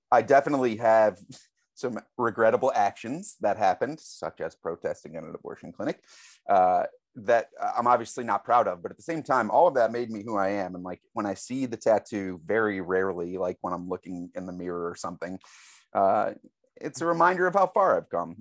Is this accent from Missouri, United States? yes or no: yes; St. Louis, Missouri, United States; I grew up in Saint Louis, Missouri, so it's an incredibly Catholic town